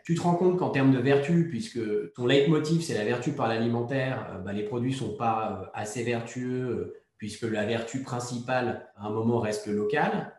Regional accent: Savoy, Auvergne-Rhône-Alpes, France; moved away as an adult; also born or lived in Paris; Je suis au Savoyard d'origine

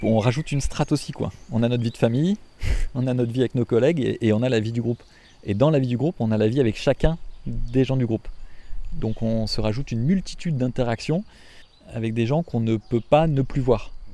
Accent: France; also born or lived in Africa; on veut vivre chez nous, en France

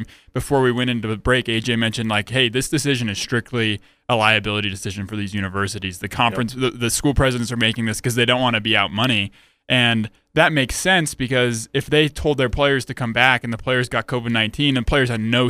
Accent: Chicago, Illinois, United States; now in Utah, United States; I grew up in the South Side, Chicago. I came to Utah State

